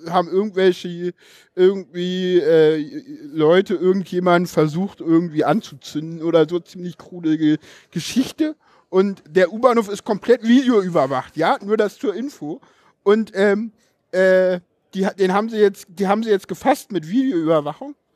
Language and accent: German; East Germany, Germany; ich komme aus dem Osten, genau.